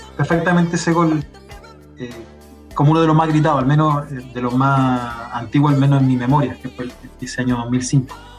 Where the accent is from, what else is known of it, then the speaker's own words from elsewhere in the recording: Curicó, Maule, Chile; now in Santiago Metropolitan Region, Chile; me fui alejando más de Curicó en realidad, de la ciudad